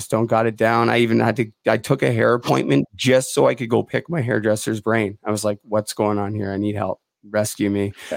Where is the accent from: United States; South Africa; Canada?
Canada; Port Coquitlam, British Columbia; I'm born and raised in Port Coquitlam outside of Vancouver